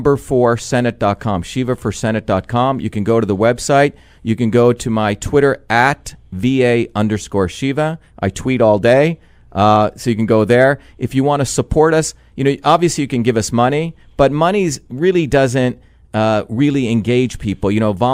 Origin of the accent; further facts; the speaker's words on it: New Jersey, United States; You know, when I grew up in New Jersey, those are my people, my school teachers who work their buns off